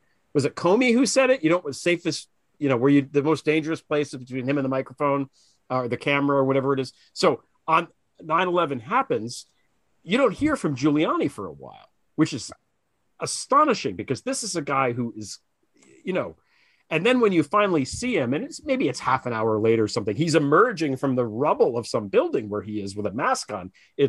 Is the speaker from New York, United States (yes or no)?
yes; New York City, New York, United States; as a New Yorker who lived there, that meant that all the tourists just stayed there, which I kind of dug.